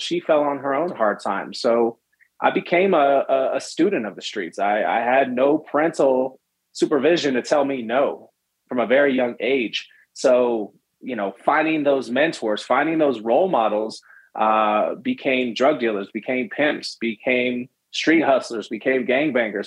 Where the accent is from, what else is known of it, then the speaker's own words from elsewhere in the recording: San Francisco, California, United States; I was born in San Francisco, California, raised in the Bay Area